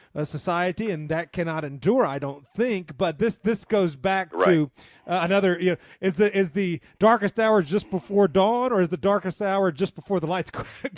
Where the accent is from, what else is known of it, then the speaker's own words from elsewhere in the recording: the South, United States; I'm certainly anti-American as a Southerner